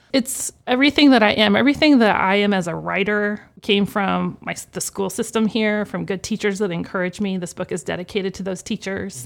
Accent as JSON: {"language": "English", "town": "Wichita", "region": "Kansas", "country": "United States", "tie": "born or raised there", "said": "I'm from Wichita, native. Um, grew up on the southeast side of town"}